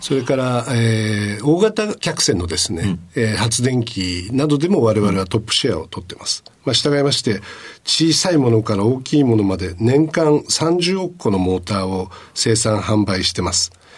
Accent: Sasebo, Nagasaki, Japan; 長崎県の佐世保市になります

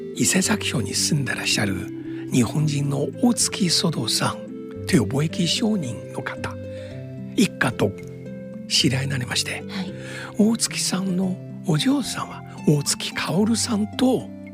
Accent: Shanghai, China; now in Japan; 私は上海出身ですが

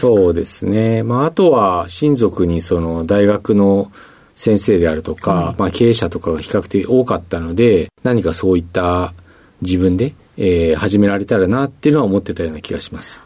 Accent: Musashino, Tokyo, Japan; 東京都の武蔵野市というところになります

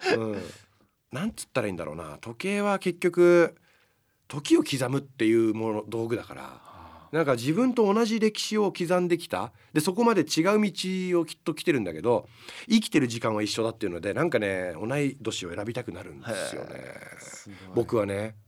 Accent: United States; moved away; 僕アメリカで生まれてる

